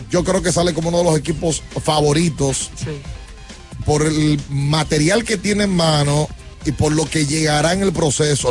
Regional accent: Mexico; now in Dominican Republic; desde México representante de nuestros amigos de Tequila Volcán, de mi tierra

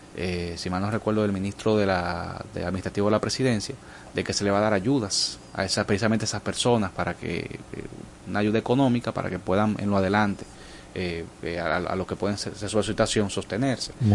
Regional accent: Dominican Republic; como buen dominicanos

